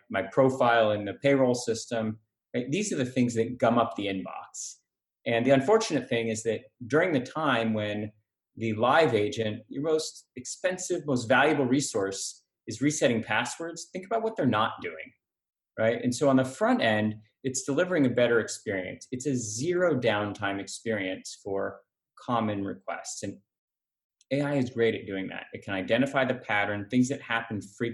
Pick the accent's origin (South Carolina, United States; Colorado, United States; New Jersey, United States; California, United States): California, United States; San Diego; now in San Francisco, United States; I grew up in San Diego hating the Raiders.